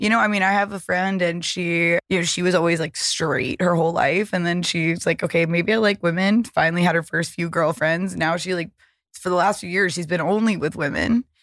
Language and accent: English; the South, United States; now in Los Angeles, United States; growing up in the South